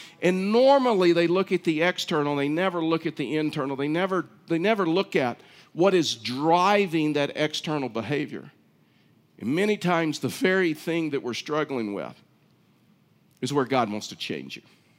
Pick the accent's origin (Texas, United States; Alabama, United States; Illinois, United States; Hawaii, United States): Texas, United States; I was raised in Texas.